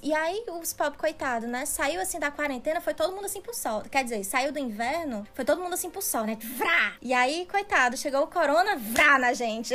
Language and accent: Portuguese; Northeast Region, Brazil; now in Netherlands; a gente aqui, né, do Nordeste, né? Maceió, Rio Grande do Norte, Ceará